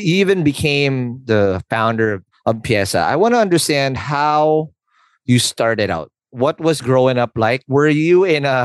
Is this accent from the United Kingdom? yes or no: no; Philippines; I'm a Filipino.